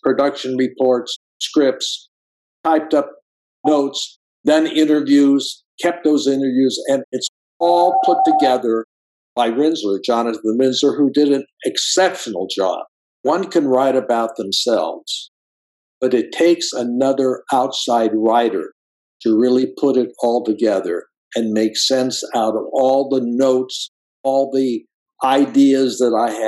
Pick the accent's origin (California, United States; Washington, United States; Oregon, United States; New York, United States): California, United States; Pasadena; I was born and raised in Pasadena, as was my mother, and we live over in that Pasadena area still